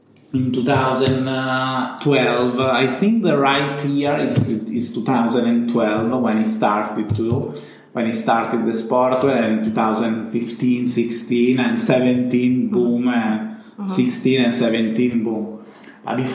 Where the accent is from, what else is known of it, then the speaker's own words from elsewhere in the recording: Rimini, Emilia-Romagna, Italy; English is a second language; my family lived in a countryside, in a house, really in the middle of the mountain. I come back from Rimini, but Rimini is the center. Mm-hmm. My parents live 20 minutes in the hills, mm-hmm. close to Rimini